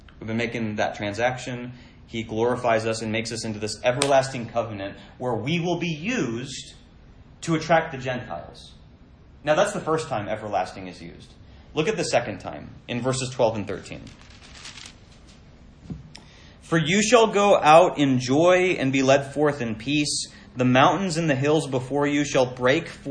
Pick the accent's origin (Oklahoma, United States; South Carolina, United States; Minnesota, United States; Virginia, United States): Minnesota, United States; I grew up in Minnesota